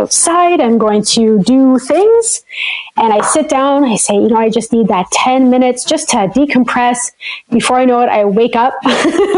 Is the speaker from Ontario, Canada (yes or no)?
yes; Sudbury, Ontario, Canada; moved away as an adult; also born or lived in Nova Scotia; now in Northern Ontario, Canada; I am from Northern Ontario. I'm from a city called Sudbury